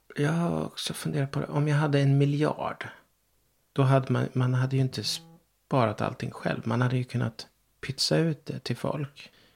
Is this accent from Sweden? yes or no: yes; Ryda, Sweden; moved away; also born or lived in Stockholm; min plats, där jag växte upp, Ryda